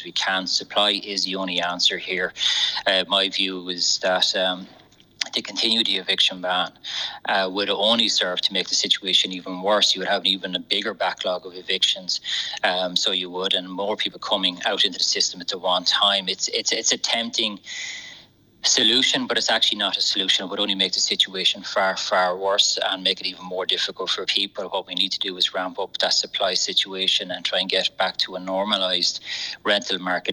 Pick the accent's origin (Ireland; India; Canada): Ireland; Enniscorthy, Leinster; growing up in Enniscorthy